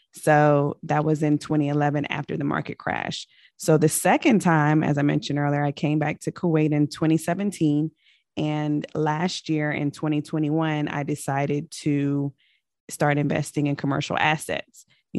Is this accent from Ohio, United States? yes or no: no; Richmond, Virginia, United States; also born or lived in Germany / Kentucky / California / Colorado; But I am originally from Richmond, Virginia. My father was in the military for 23 years. So I've lived all over the world and referred to as a military brat. So I was born in Germany.